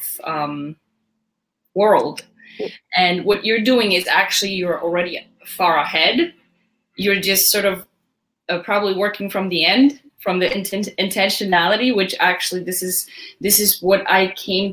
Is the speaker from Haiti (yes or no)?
no; Poland; moved away as an adult; also born or lived in Westchester, New York / Long Island, New York; now in United States; I was raised in Poland, very rural town